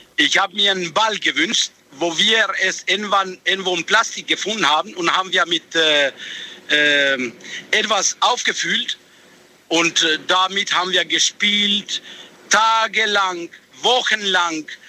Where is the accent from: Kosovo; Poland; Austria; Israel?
Kosovo; German is a second language; now in Heilbronn, Germany; ich bin geboren im Kosovo